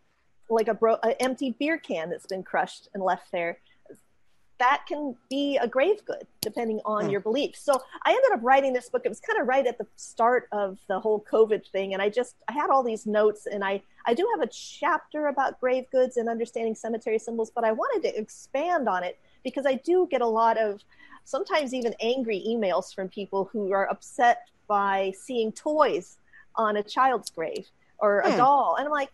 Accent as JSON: {"language": "English", "region": "West Coast", "country": "United States", "tie": "born or raised there", "moved": "yes", "lives_now": "North Texas, United States", "said": "I grew up on the West Coast."}